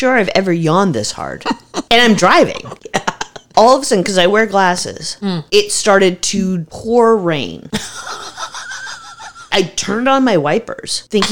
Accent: United States; as an American

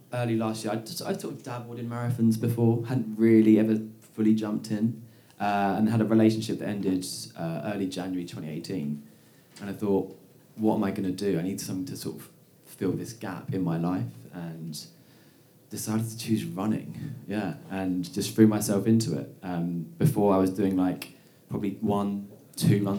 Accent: Essex, East of England, United Kingdom; moved away as an adult; now in New York, United States; I'm from just outside London, a place called Essex

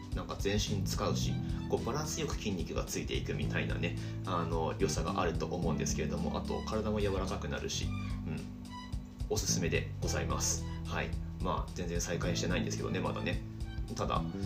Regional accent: Higashimatsushima, Miyagi, Japan; also born or lived in Sendai; 僕の出身地である東松島市宮城県東松島市ってあるんですけれども海沿いの町

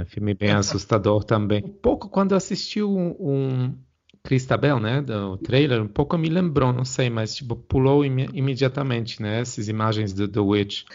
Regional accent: Poland; como polonês

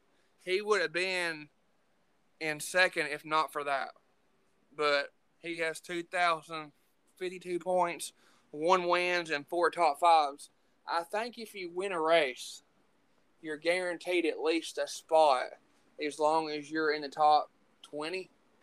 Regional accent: Bristol, Tennessee, United States; NASCAR is going to be in my hometown. I'm actually working the race in the suites. At Bristol

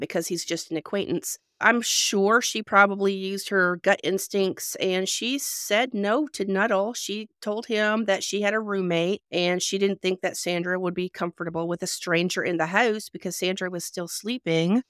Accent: Canada; also born or lived in North Carolina; now in Georgia, United States; I am originally from Canada, so yeah, I've lived here and there myself

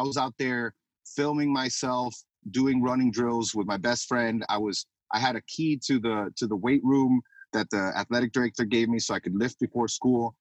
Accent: Miami, Florida, United States; now in Tampa, United States; I'm from Miami. I grew up in Kendall

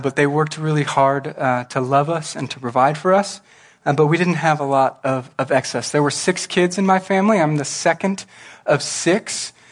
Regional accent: Norwalk, California, United States; I grew up in a small town called Norwalk

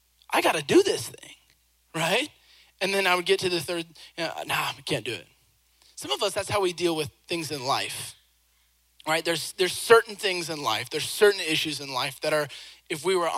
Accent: Seattle, Washington, United States; I grew up in Seattle, Washington

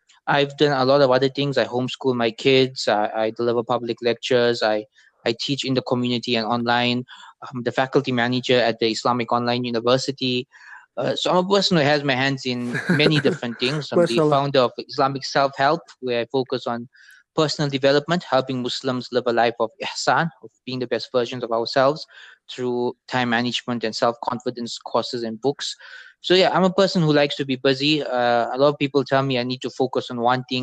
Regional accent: Durban, KwaZulu-Natal, South Africa; I'm born in Durban, South Africa

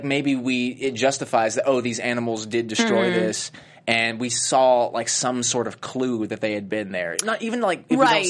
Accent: Tennessee, United States; moved away; I'm from Tennessee

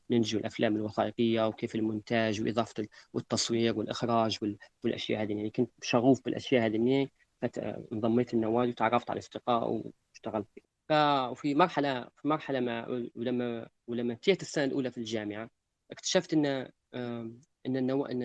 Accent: Libya; وشنو الافكار اللي عندنا في ليبيا تكون مختلفه عن العالم

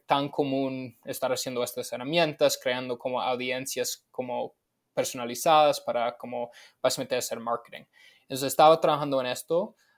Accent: Los Angeles, California, United States; moved away; locales de mi pueblo, básicamente en Los Ángeles, en los Estados Unidos

